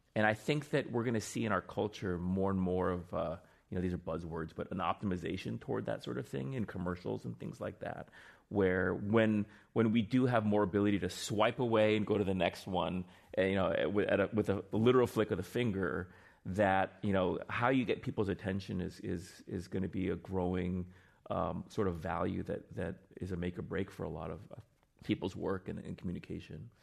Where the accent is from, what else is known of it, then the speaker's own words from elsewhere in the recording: Northern Virginia, United States; also born or lived in Seoul, Korea; I grew up in Northern Virginia